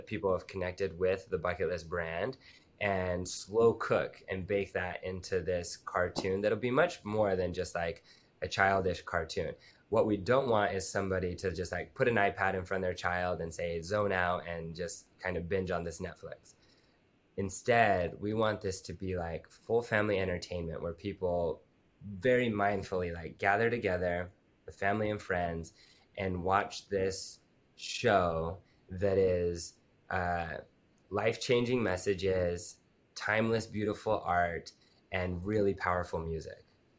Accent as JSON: {"language": "English", "region": "Utah", "country": "United States", "tie": "born or raised there", "said": "I grew up in Utah and the place where I grew up in the mountains"}